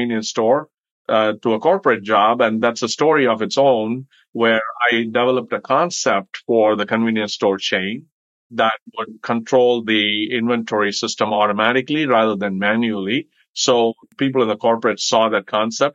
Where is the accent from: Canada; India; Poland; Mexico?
India; moved away as an adult; also born or lived in Philadelphia, Pennsylvania / Galesburg, Illinois; now in San Bernardino, United States; I grew up in India